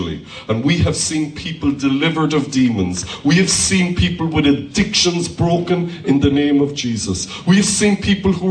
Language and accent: English; Ireland; I'm Irish. I can't speak any Polish